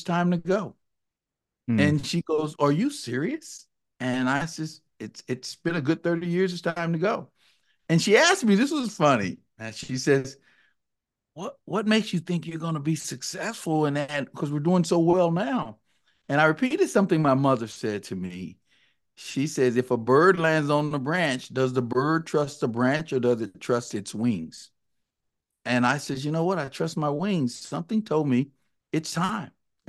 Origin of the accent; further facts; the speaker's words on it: Texas, United States; I'm actually a Texan, born and raised in the Dallas-Fort Worth area. I worked on my accent to get rid of some of the y'alls and the howdies and those things.